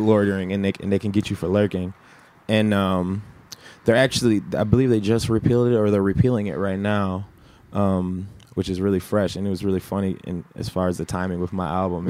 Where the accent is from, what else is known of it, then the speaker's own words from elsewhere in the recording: Minneapolis, Minnesota, United States; also born or lived in Atlanta, Georgia; I was born originally in the Twin Cities, and then when I was two years old, I moved to Atlanta, Georgia